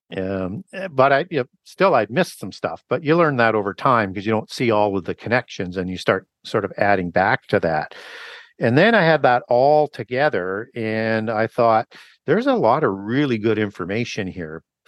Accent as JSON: {"language": "English", "country": "Canada", "said": "I was baptized in a, in a church in Canada. I'm from Canada"}